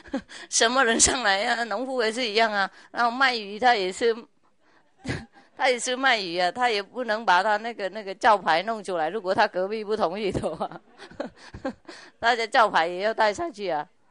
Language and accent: Chinese; China; 对，我们中国人比较懂这些事情，因为我们从小就从以前都。渗入那个圣贤的一些教理嘛，啊，所以不是中国人软弱